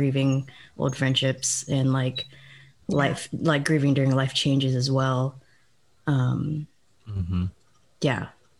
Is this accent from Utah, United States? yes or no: no; Atlanta, Georgia, United States; moved away as an adult; also born or lived in Texas; I'm from Atlanta, but I lived in Texas for a while.